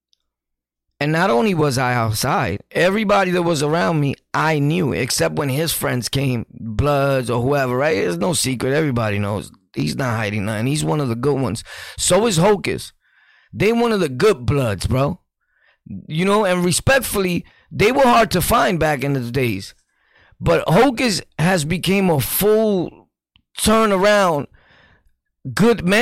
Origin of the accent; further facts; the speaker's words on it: New York City, New York, United States; I was born and raised in Sunset? Sunset. A.K.A. Gunset.